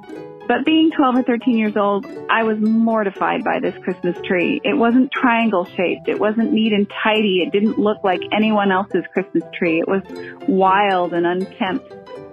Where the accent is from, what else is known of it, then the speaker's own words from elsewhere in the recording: Southern California, United States; I grew up in Southern California